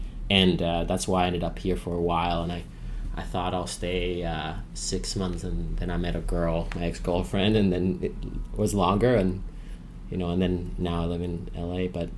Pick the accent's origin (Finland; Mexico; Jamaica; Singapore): Finland; English is a second language; moved away; I grew up in Finland